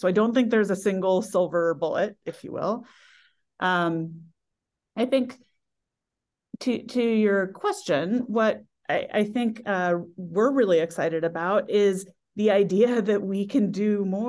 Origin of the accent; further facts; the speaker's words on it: California, United States; I grew up in the Silicon Valley during the first tech bubble was when I entered the workforce.